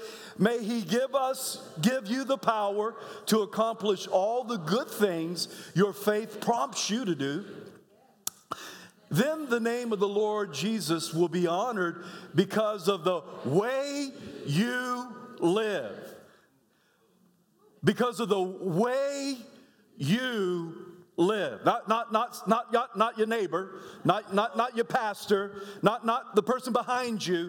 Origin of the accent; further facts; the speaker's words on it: South Carolina, United States; moved away; I was born in South Carolina and moved away from there, moved back when I was 8 years old